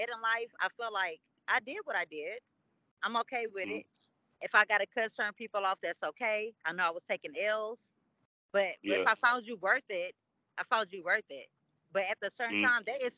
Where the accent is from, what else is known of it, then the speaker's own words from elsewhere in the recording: Guyana; I'm from Guyana